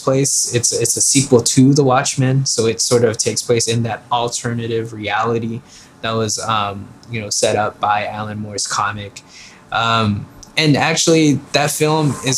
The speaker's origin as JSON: {"language": "English", "country": "Philippines", "moved": "yes", "lives_now": "United States", "said": "In the Philippines, it's like our national sport, and so I knew of the Lakers and Magic Johnson and Kareem Abdul-Jabbar before I even immigrated to the U.S."}